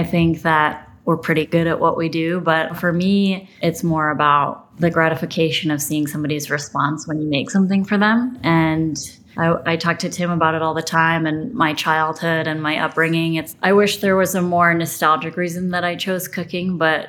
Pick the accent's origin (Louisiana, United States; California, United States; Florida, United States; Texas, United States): Louisiana, United States; New Orleans; born there; I was born in New Orleans and then along with my brother, I'm the youngest of 4